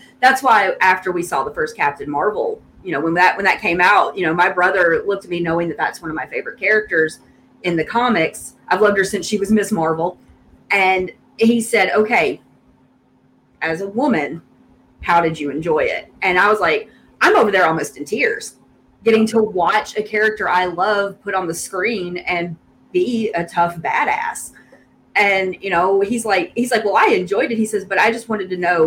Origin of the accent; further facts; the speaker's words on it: Memphis, Tennessee, United States; accent: Southern; I'm from Memphis. I mean, I was actually the minority in my school, but I grew up with all those people